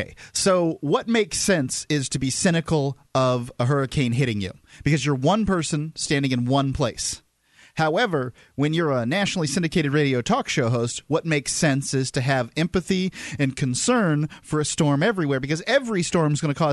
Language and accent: English; Sarasota, Florida, United States; And that's where we're from.